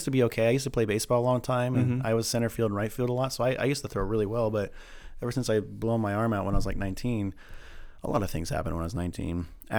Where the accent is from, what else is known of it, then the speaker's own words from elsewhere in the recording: California, United States; now in Idaho, United States; I'm a cliche Idaho, and I come from California. But we moved up like in 95 or something like that.